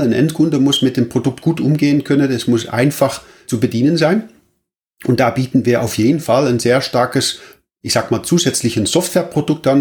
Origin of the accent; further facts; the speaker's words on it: Netherlands; now in Germany; Ich bin auch Holländer und äh, wohne allerdings in Deutschland